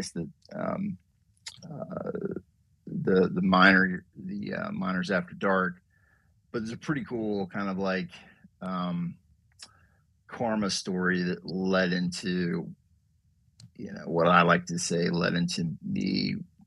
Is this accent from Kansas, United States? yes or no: no; North Carolina, United States; growing up in North Carolina